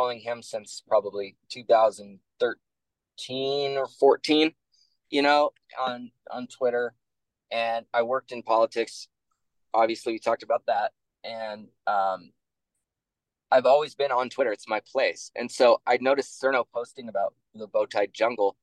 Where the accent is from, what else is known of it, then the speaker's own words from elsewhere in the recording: Pacific Northwest, United States; I'm from the Pacific Northwest, grew up in liberal areas.